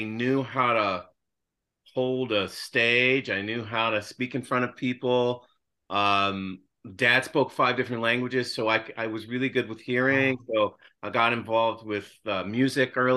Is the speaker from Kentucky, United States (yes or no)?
yes; Louisville, Kentucky, United States; I was raised in Louisville, Kentucky